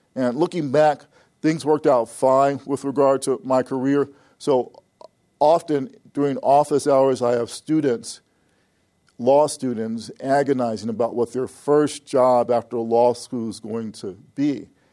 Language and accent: English; Chicago, Illinois, United States; moved away as an adult; I was born and raised in Chicago, Illinois